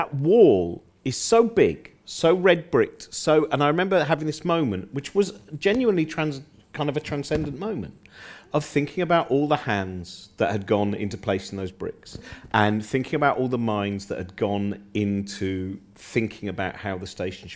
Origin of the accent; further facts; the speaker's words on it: United Kingdom; I was brought up in the Chilterns